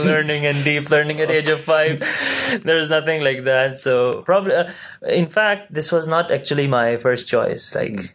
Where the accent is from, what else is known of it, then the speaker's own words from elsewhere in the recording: Pakistan; now in Malaysia; I'm from Pakistan